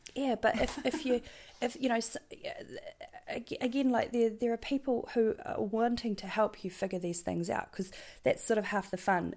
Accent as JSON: {"language": "English", "country": "New Zealand", "accent": "New Zealand", "said": "my New Zealand accent's terrible"}